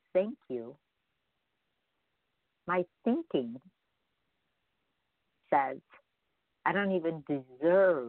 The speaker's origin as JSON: {"language": "English", "region": "Midwest", "country": "United States", "moved": "yes", "lives_now": "California, United States", "said": "we come from the Midwest"}